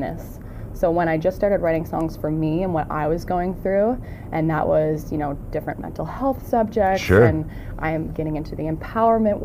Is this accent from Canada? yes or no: yes; Prince Edward Island, Canada; moved away as an adult; also born or lived in Toronto; now in Hamilton, Canada; I'm from Prince Edward Island, which is a small island on the east coast of Canada. I moved to Toronto when I was 19 to chase a dream